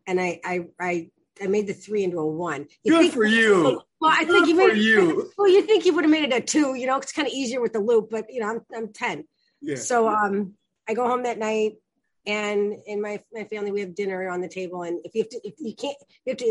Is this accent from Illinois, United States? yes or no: yes; Chicago, Illinois, United States; I'm from Chicago, and I'm the youngest of four